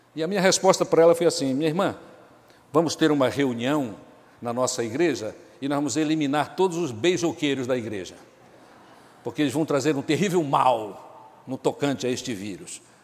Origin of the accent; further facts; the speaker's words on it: Pará, Brazil; now in Amazonas, Brazil; eu sou paraense